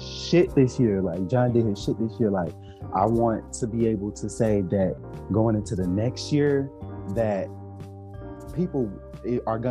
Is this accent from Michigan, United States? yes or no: yes; Detroit, Michigan, United States; I was born and raised in Detroit.